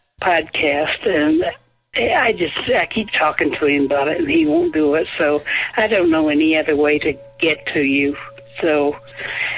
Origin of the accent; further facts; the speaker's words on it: Flint, Michigan, United States; now in Salt Lake City, United States; I'm originally from Michigan and from around the Flint area